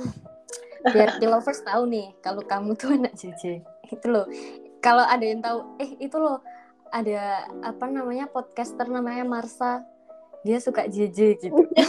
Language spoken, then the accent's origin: Indonesian; Sidoarjo, East Java, Indonesia; aku orang Sidoarjo